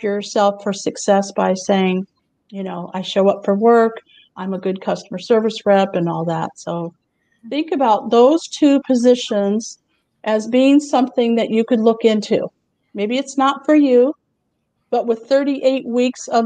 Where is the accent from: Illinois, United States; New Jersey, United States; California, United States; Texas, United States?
Texas, United States; Houston; I'm from Houston